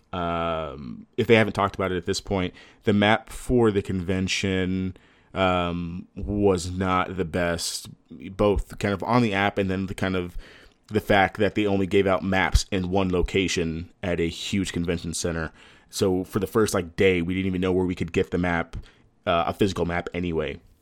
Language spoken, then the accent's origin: English; Texas, United States; I'm from Texas.